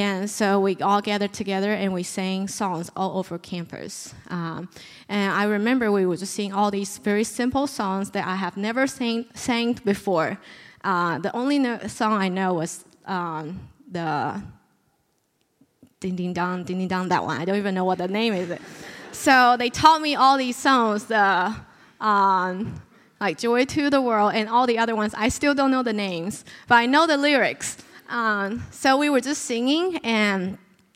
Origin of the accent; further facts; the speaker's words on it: China; moved away as an adult; also born or lived in Memphis, United States; now in United States; I came here for school because I'm originally from China